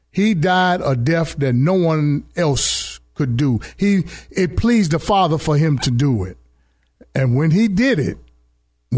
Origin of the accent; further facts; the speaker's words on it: Chicago, Illinois, United States; now in San Diego, United States; I was born in Chicago, Illinois